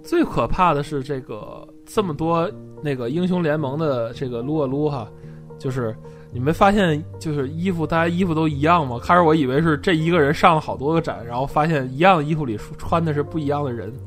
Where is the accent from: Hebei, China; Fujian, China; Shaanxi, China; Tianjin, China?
Tianjin, China; 我们是天津人嘛